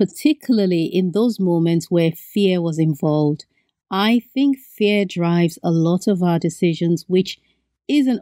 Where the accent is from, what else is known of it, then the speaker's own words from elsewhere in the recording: Benin; moved away; I grew up in Benin and we're surrounded by a lot of land and a lot of sun.